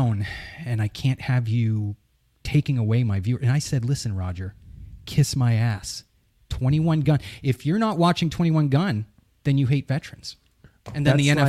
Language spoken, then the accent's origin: English; New England, United States; I'm from New England.